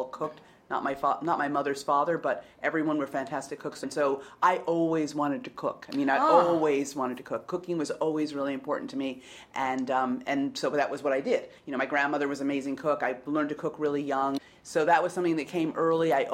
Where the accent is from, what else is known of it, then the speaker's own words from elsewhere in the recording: New York City, New York, United States; I grew up in the Lower East Side of Manhattan.